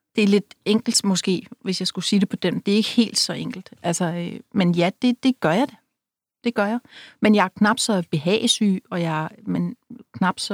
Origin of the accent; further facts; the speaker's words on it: Rødby, Zealand, Denmark; moved away; Jeg var en pige fra byen, selvom jeg var fra Rødby.